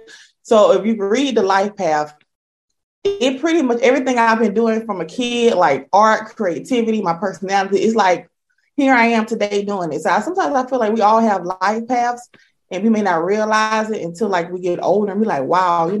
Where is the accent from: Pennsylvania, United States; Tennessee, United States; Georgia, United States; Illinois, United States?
Georgia, United States; I'm from Georgia